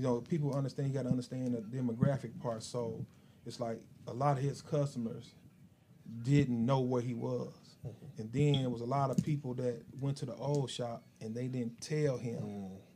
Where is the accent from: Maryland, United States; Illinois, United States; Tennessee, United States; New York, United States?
Illinois, United States; Chicago; moved away as an adult; also born or lived in Decatur, Illinois; two years old, I've been raised in Chicago